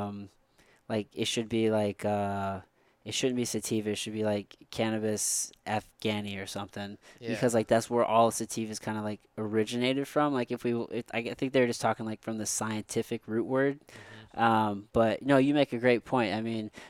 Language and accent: English; Missouri, United States; I'm from Missouri. I've been here forever